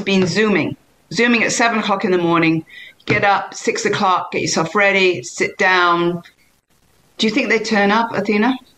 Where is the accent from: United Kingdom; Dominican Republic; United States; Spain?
United Kingdom; England; moved away; I'm English